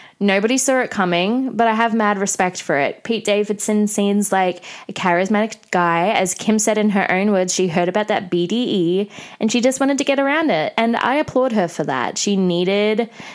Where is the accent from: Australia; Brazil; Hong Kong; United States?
Australia; growing up in Australia